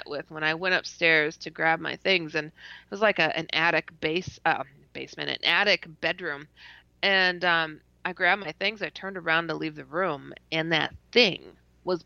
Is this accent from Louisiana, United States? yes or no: no; Wisconsin, United States; also born or lived in Iowa; I'm from Wisconsin